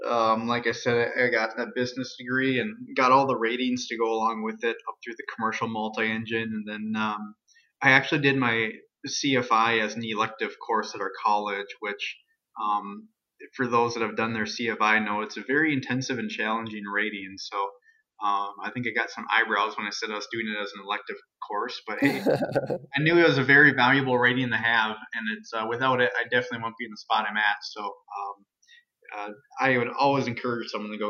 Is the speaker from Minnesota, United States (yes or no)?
yes; Alexandria, Minnesota, United States; It's my hometown.